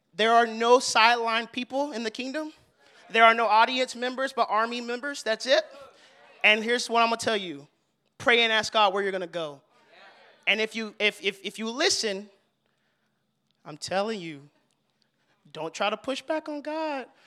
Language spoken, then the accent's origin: English; Fort Worth, Texas, United States; now in Dallas, United States; I grew up in Fort Worth